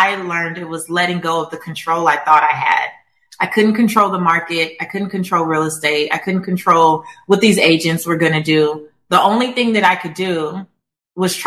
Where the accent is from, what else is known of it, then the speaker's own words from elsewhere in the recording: Los Angeles, California, United States; I'm from South Central Los Angeles. I'm Belizean American. I'm first generation American.